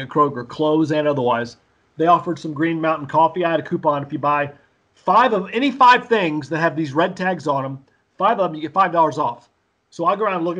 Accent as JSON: {"language": "English", "region": "Mississippi", "country": "United States", "tie": "born or raised there", "accent": "Southern", "moved": "yes", "lives_now": "Indiana, United States", "said": "I grew up in Mississippi, everybody's speaking Southern, so I speak it too"}